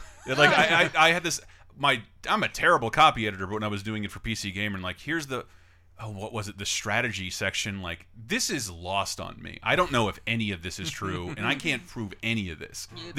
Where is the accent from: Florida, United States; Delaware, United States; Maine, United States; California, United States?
Florida, United States; Tallahassee; moved away; I go back home to my hometown, the Tallahassee Democrat.